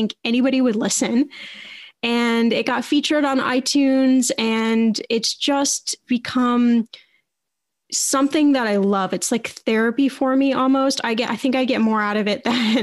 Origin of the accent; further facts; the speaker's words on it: Indiana, United States; I went back to college to Indiana University. I was born in Indiana.